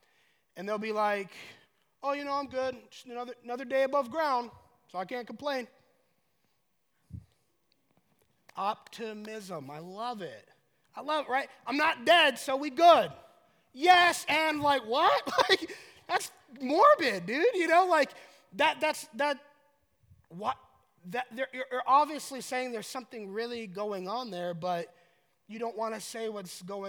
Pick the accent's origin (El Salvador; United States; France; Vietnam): United States; Colorado Springs, Colorado; I'm from Colorado Springs